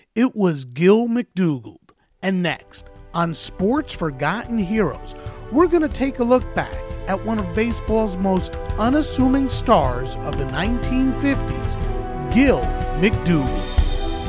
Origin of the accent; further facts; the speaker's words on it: New York area, United States; I grew up in the New York area, not New Jersey.